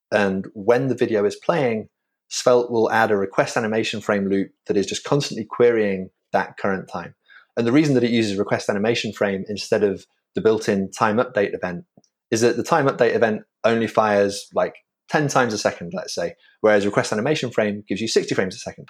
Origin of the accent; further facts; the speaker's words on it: York, Yorkshire and the Humber, United Kingdom; moved away as an adult; now in New York, United States; I, I hail originally from Old York in the U K.